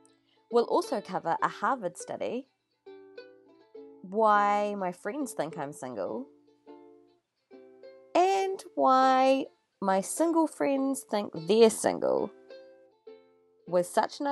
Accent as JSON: {"language": "English", "country": "New Zealand", "said": "I'm 34. I'm a Kiwi, but I'm also Indian."}